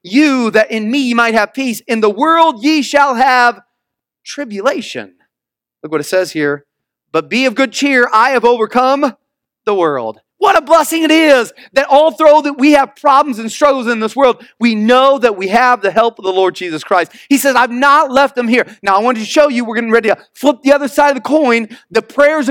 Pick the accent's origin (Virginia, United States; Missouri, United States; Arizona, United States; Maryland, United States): Missouri, United States; moved away; I'm from the Midwest. And I went back to Missouri where I grew up.